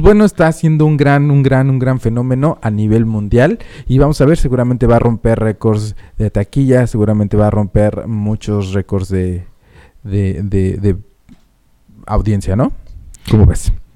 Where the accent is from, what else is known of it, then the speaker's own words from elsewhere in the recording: Mexico City, Mexico; also born or lived in Puebla; now in Phoenix, United States; yo soy de la Ciudad de México, pero me crié más en... Bueno, no me crié. La mitad de mi vida la viví en Puebla